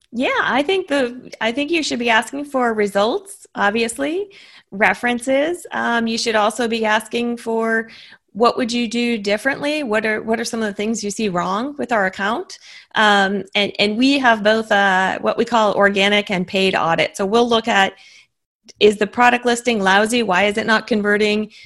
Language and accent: English; Massachusetts, United States; now in Austin, United States; I grew up in in Massachusetts